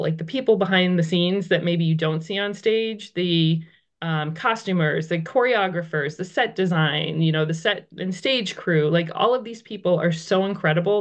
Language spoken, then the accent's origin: English; outside Boston, Massachusetts, United States; moved away as an adult; now in Ridgewood, United States; I'm actually originally from Massachusetts, just outside of the Boston area